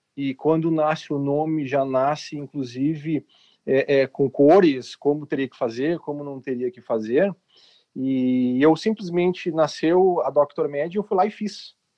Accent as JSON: {"language": "Portuguese", "town": "Porto Alegre", "region": "Rio Grande do Sul", "country": "Brazil", "said": "eu tenho 41 anos, sou de Porto Alegre, Rio Grande do Sul"}